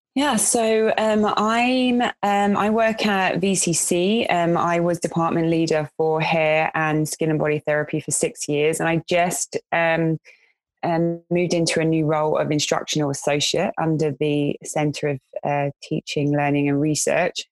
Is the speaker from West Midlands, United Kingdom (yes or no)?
no; London, United Kingdom; moved away as an adult; in my area where I grew up in West London